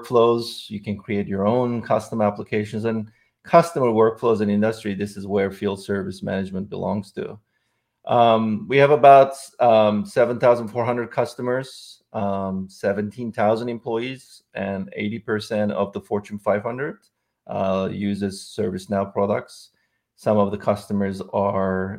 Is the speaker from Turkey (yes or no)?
yes; Istanbul, Turkey; moved away as an adult; also born or lived in Silicon Valley Bay Area; now in San Francisco Bay Area, United States; I'm originally from Istanbul, Turkey